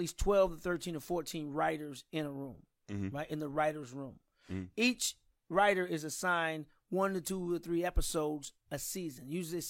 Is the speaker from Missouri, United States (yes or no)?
yes; St. Louis, Missouri, United States; also born or lived in New York; she didn't like how we was growing up in New York, so she chose St. Louis, where they lived before I was born.